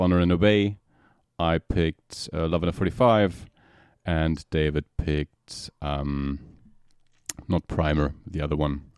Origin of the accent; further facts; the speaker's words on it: Germany; from Germany.